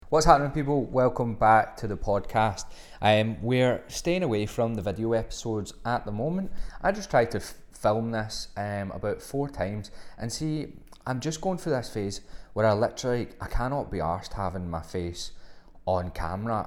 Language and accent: English; Glasgow, Scotland, United Kingdom; also born or lived in Australia; I'm from Glasgow, so there's, there's a extreme Glaswegian trait